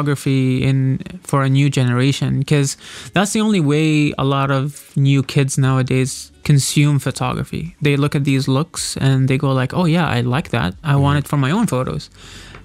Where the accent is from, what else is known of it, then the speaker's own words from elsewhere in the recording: Oman; I've been born and raised in Amman